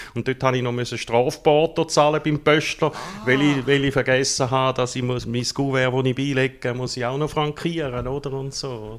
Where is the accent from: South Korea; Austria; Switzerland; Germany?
Switzerland; Gossau, St. Gallen; moved away as an adult; now in Rotkreuz, Switzerland; bin ursprünglich, mir gehört es vielleicht noch ein bisschen, aus der Ostschweiz, aufgewachsen in der Nähe von Gossau